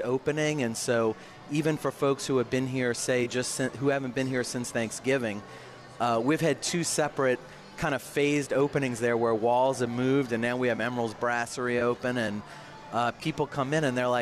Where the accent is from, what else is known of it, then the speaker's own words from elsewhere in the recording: New Orleans, Louisiana, United States; the first GM of Harris New Orleans, actually born and raised here